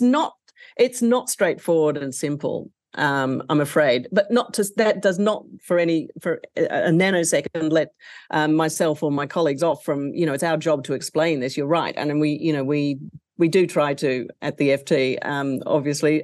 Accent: Australia; my home country of Australia

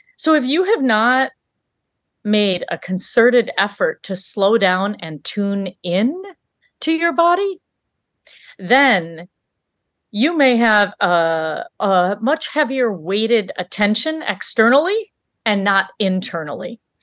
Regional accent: Michigan, United States; also born or lived in Africa; we grew up in Michigan

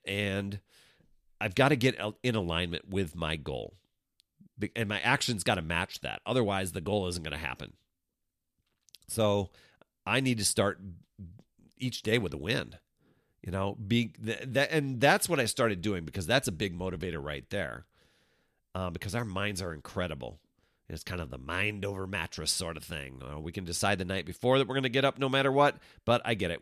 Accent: Wisconsin, United States; I grew up in Wisconsin.

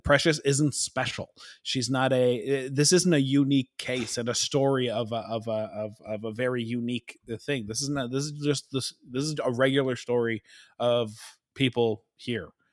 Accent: Canada; we're so Canadian

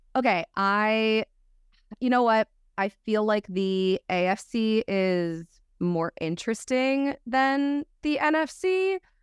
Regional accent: Philadelphia, Pennsylvania, United States; as a Philadelphian

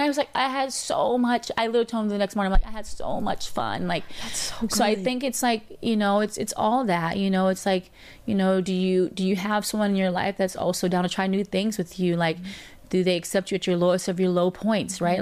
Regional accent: Atlanta, Georgia, United States; I'm from Atlanta

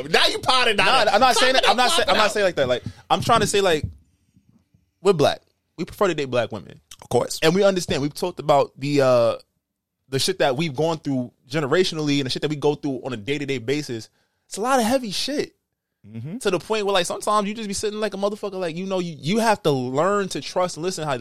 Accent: Southside, New York, United States; I'm from Southside

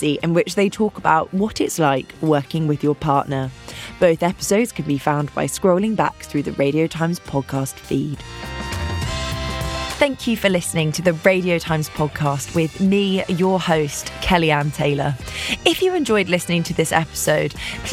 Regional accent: London, United Kingdom; I grew up in London

